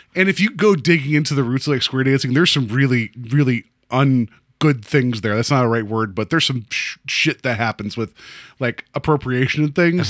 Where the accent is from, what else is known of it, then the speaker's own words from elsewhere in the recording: West Virginia, United States; I grew up in West Virginia, so, like, I grew up, like, twenty minutes south of the Mason Dixon